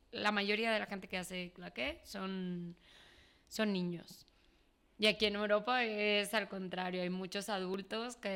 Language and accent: Spanish; Mexico; also born or lived in Peru; now in Spain; O sea, yo cuando me fui de México fue en el año 2010. Entonces llego a España, em, Estuve un año aquí y luego me fui a vivir a Perú. Vuelvo a España después de cuatro años